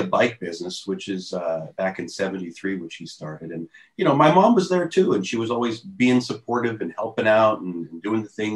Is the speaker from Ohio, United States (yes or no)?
yes; Youngstown, Ohio, United States; moved away; I'm from Youngstown, Ohio